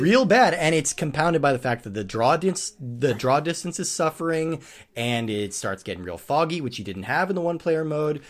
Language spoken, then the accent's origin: English; Colorado, United States; near where I grew up in Colorado